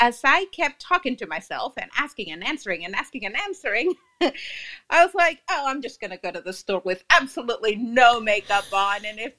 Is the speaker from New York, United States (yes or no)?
no; Laredo, Texas, United States; now in Dallas, United States; I'm visiting my hometown. I am from Laredo, or the two Laredos. That's in the border town between Texas and Mexico.